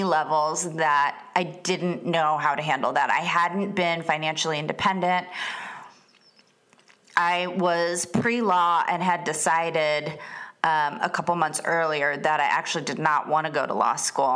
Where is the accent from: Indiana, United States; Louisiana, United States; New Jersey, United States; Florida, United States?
Florida, United States; moved away as an adult; also born or lived in Atlanta / San Diego / Los Angeles; I'm from Florida